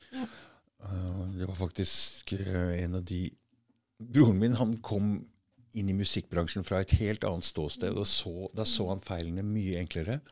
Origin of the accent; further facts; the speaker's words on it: Norway; vi er nordmenn